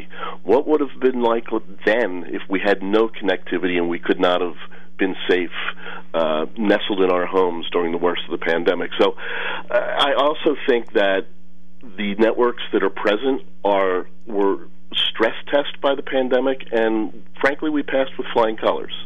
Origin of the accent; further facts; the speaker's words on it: Delaware County, Pennsylvania, United States; Born and raised in Delaware County, work in Harrisburg today